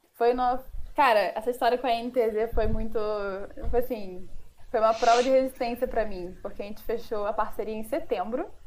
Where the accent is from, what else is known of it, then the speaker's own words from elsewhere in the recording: Rio de Janeiro, Brazil; eu sou carioca